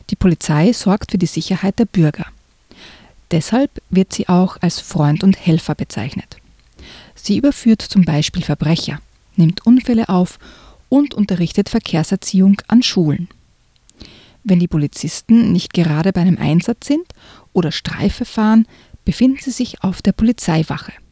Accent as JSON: {"language": "German", "country": "Austria", "tie": "born or raised there", "said": "Ja, ich bin am, ein bisschen am Land aufgewachsen in Österreich, da gibt es die Gendarmen."}